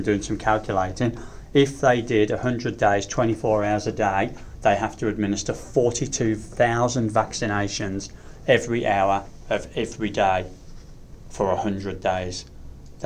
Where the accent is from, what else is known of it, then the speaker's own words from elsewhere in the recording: England, United Kingdom; someone heard my accent, and they said, "Where are you from?" And I said, "England."